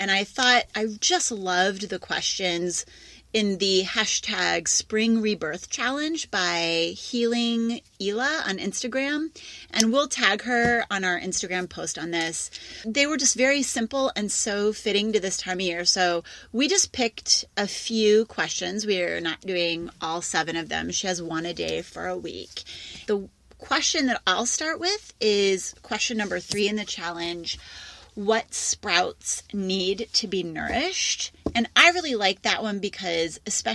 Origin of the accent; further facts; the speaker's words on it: Midwest, United States; I'm a Midwesterner.